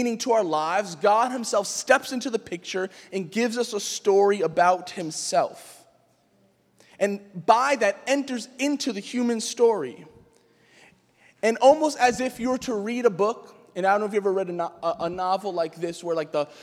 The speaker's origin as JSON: {"language": "English", "town": "New York City", "region": "New York", "country": "United States", "tie": "born or raised there", "said": "I grew up in Queens"}